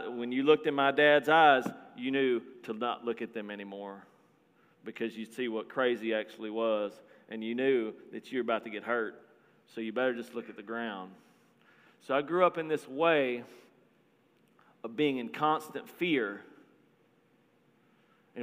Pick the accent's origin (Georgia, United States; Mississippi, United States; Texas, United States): Texas, United States; Marlin; now in Florida, United States; I'm from a little bitty town in Texas called Marlin, Texas. It's about 5,000 people